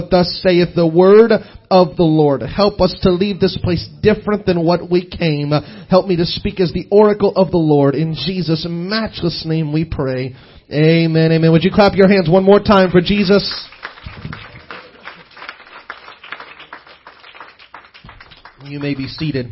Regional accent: Southeast Missouri, United States; I was raised in Southeast Missouri, so I'm just hick is what I am

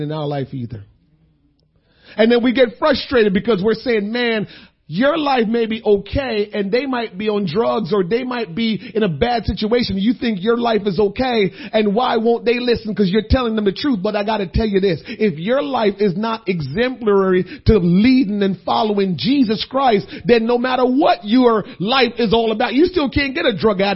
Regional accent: Jamaica; moved away; I'm a Jamaican.

